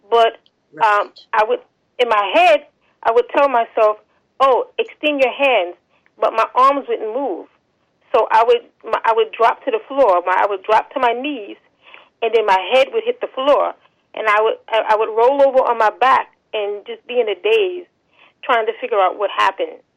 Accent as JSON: {"language": "English", "town": "New York City", "region": "New York", "country": "United States", "tie": "born or raised there", "said": "I am from New York City, born and raised."}